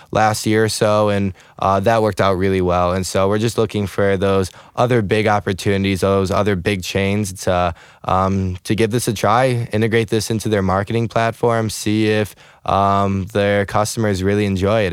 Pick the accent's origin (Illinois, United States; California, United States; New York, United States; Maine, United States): Illinois, United States; Chicago; moved away as an adult; also born or lived in Russia (ancestry); now in St. Louis, United States; I'm I'm originally from Chicago suburbs.